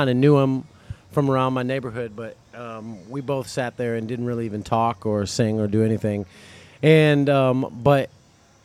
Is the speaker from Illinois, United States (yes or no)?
yes; Rockford, Illinois, United States; now in Destin, United States; Rockford, Illinois.